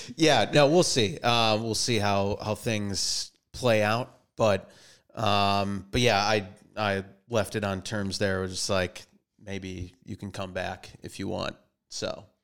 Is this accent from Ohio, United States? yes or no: no; Minnesota, United States; moved away as an adult; also born or lived in Boston; now in Los Angeles, United States; from Minnesota, born and raised there, and went to college out in Boston, East Coast